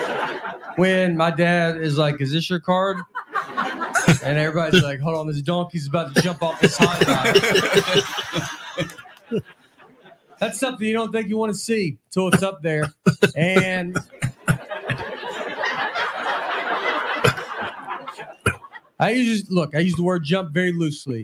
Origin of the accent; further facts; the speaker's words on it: Tennessee, United States; I'm from Tennessee